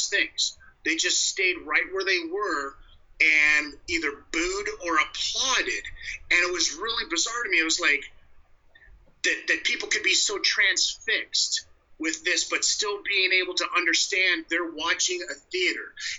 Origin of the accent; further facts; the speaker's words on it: North Las Vegas, Nevada, United States; moved away as an adult; now in Canada; am a Las Vegas boy, born and bred. I mean, that's where, you know, that's and to even further the point, actually North Las Vegas